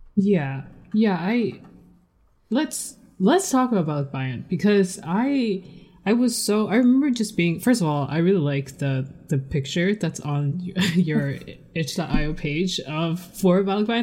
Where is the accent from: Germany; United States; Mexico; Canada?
Canada; I guess I'm second generation. Um, a uh, Taiwanese Canadian